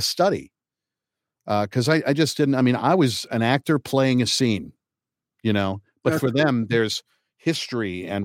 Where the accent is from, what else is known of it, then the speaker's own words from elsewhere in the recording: Kokomo, Indiana, United States; also born or lived in Manhattan, New York; was born at Manhattan Lying In Hospital and lived in Lincoln Towers until I was two. Uh, so right off of West End there, and then um, moved to Kokomo, Indiana.